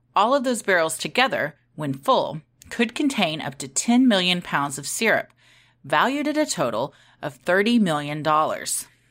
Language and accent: English; Texas, United States; we're from Texas.